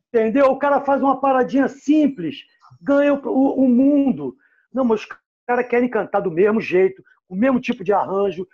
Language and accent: Portuguese; Rio de Janeiro, Brazil; eu sou cria do Posto 4 Copacabana